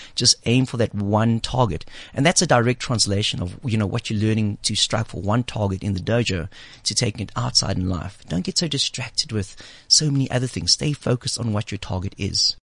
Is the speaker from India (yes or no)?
no; South Africa; moved away; the 18 years that I grew up in South Africa